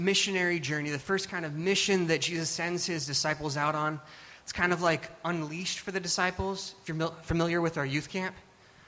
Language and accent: English; Alaska, United States; now in California, United States; I grew up in Alaska